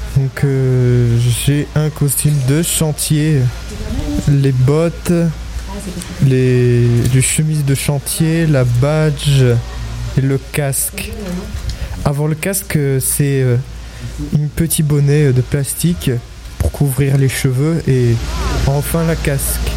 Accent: France; je suis né en France et mon père, il est né en Russie

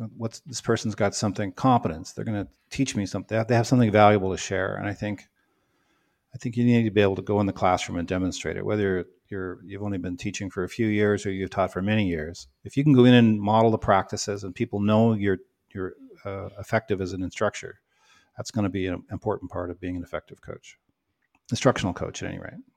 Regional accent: Canada; now in United States; I'm Canadian, you know, not American.

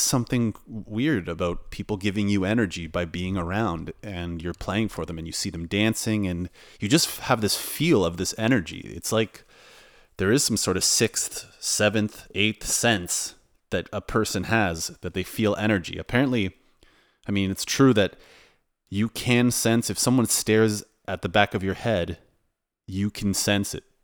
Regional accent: Canada; also born or lived in Toronto; now in Warsaw, Poland; I'm from Canada and a uh, Polish background

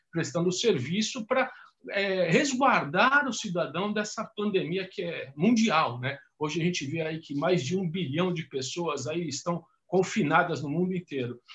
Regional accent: São Paulo, Brazil; Sou de São Paulo

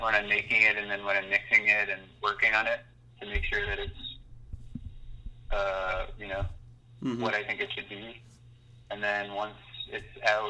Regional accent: the GTA, Ontario, Canada; now in Montreal, Canada; I grew up in Ontario, kind of in the GTA

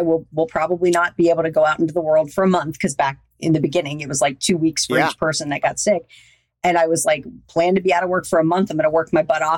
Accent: the South, United States; also born or lived in Louisiana / Florida; I was raised in Louisiana and Florida. I'm a good Southern girl

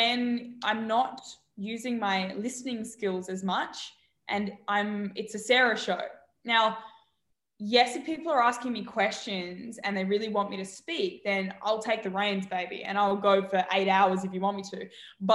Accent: Australia; moved away; I'm from Australia

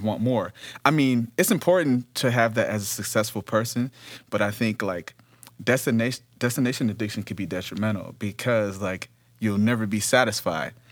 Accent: Detroit, Michigan, United States; now in Los Angeles, United States; I'm originally from Detroit.

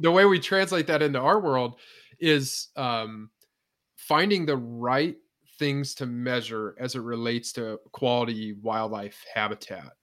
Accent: northwestern Indiana, United States; moved away as an adult; also born or lived in Ohio / South Dakota; now in Iowa, United States; I grew up in Indiana

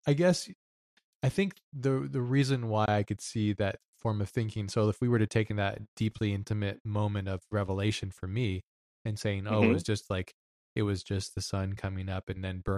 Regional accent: Hawaii, United States; moved away; also born or lived in Lahaina; growing up in Hawaii

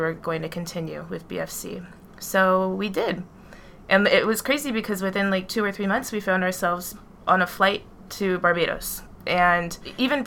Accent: New York City, New York, United States; we come from New York City

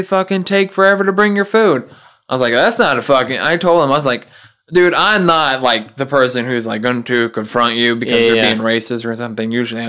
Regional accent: the South, United States; I grew up in the South, too, and I've heard that expression before.

